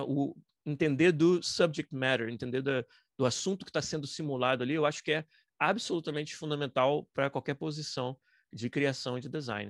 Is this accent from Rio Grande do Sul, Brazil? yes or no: no; Niterói, Rio de Janeiro, Brazil; moved away as an adult; now in Vancouver, Canada; Foi um estúdio de desenvolvimento de games em Niterói, no estado do Rio, que é de onde eu sou